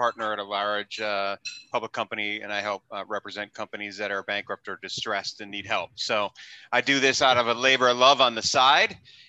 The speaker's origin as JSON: {"language": "English", "town": "New York City", "region": "New York", "country": "United States", "said": "I'm from New York City. I live in New York City, but since the pandemic, we came out to Southern California."}